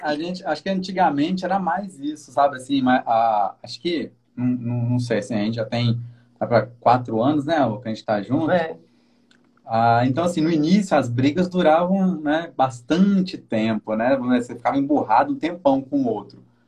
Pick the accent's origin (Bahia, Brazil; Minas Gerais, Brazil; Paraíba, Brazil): Minas Gerais, Brazil; moved away as an adult; now in Guarapari, Brazil; Eu sou de Minas também